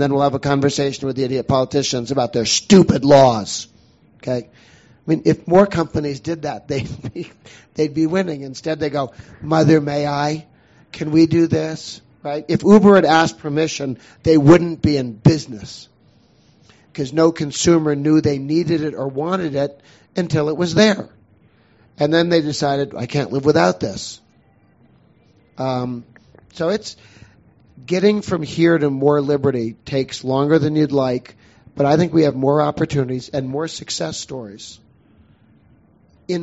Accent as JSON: {"language": "English", "town": "Boston", "region": "Massachusetts", "country": "United States", "tie": "born or raised there", "said": "I grew up in Boston"}